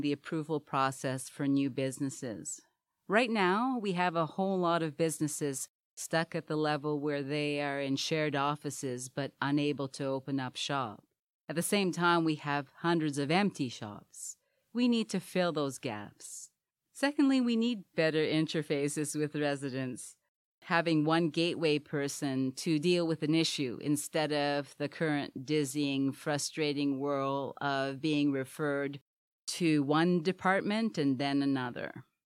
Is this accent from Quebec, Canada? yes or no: yes; Montreal, Quebec, Canada; also born or lived in Trinidad; now in Hamilton, Canada; I was born in Trinidad, moved to Montreal at three, and grew up there